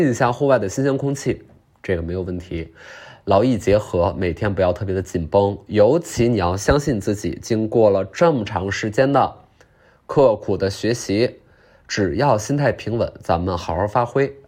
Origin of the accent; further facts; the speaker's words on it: Liuku, Yunnan, China; 我是云南的，云南怒江的，怒江卤水市，卤水市六库，六库傈僳族，